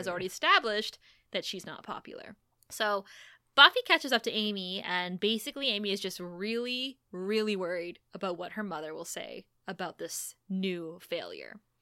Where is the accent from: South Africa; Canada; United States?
Canada; Thunder Bay, Ontario; born or raised there